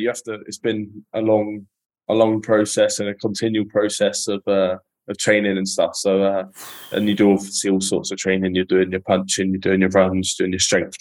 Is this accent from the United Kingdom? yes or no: yes; Epsom, South East England, United Kingdom; I was born in Epsom.